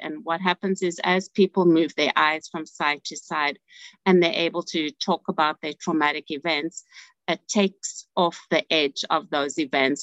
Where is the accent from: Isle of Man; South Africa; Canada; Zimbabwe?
South Africa; moved away as an adult; now in United States; I'm from South Africa. And so initially, I was um, a social worker in South Africa. And then when I came to United States about 30 years ago